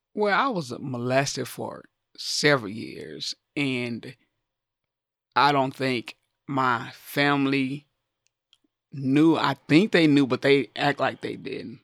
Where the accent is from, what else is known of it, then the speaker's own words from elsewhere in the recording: the South, United States; growing up in the South, I played with a lot of my male cousins outside